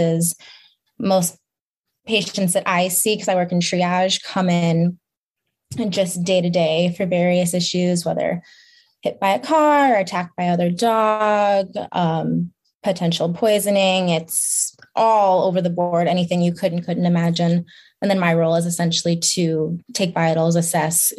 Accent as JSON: {"language": "English", "town": "Chicago", "region": "Illinois", "country": "United States", "moved": "as an adult", "lives_now": "Lansing, United States", "said": "I'm from Chicago"}